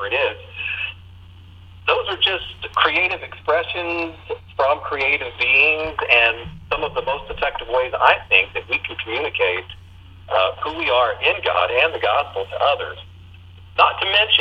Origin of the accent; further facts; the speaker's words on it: southwest Virginia, United States; I pretty much was born into this world, hillbilly down in the southwest part of Virginia, where you're stamped on the forehead with Christian at birth. And I grew up in Christian community